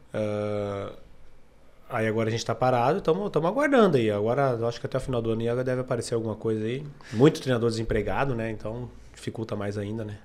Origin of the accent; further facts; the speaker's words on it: Aratiba, Rio Grande do Sul, Brazil; Sou de Aratiba, sou gaúcho.